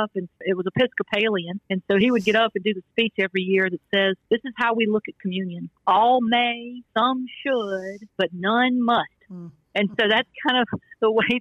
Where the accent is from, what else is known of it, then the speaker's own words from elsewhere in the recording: Greenville, South Carolina, United States; now in Newport News, United States; I was born in Greenville, South Carolina, to my mother and father, James and Janice